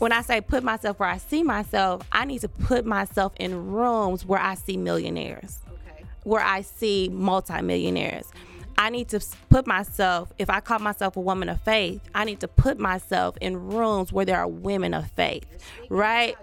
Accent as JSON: {"language": "English", "town": "Taft", "region": "Oklahoma", "country": "United States", "tie": "born or raised there", "said": "I was born and raised in Taft, Oklahoma, a very small all black town"}